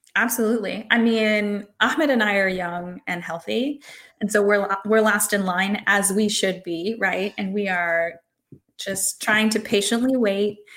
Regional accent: Hawaii, United States; I'm from Hawaii

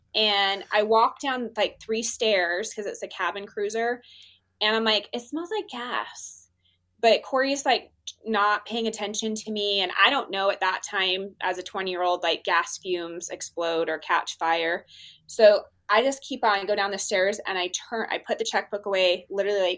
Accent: Utah, United States; I'm from Utah

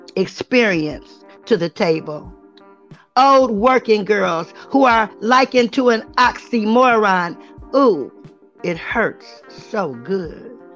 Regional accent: Cleveland, Ohio, United States; I come from Cleveland, the place they call the plum. Cleveland, Ohio is where I come from.

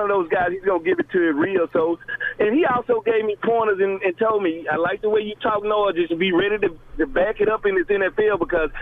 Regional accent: the South, United States; I'm from the South

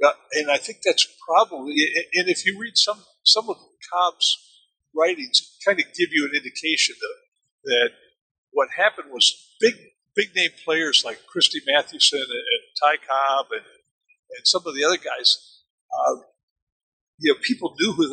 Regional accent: Germany; again, I grew up in Germany and understood how Germans looked at baseball as being something from another planet.

